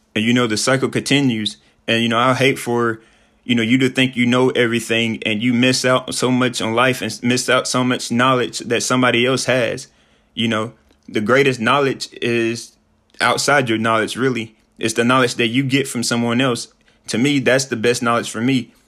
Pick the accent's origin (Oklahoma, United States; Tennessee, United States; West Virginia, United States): Tennessee, United States; Sheffield; moved away as an adult; also born or lived in Mexico / Peru / Dominican Republic; I'm from Sheffield, Tennessee. It's a small town, but it's my small town